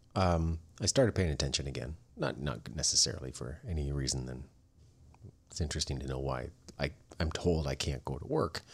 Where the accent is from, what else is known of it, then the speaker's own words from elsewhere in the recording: Canada; I'm Canadian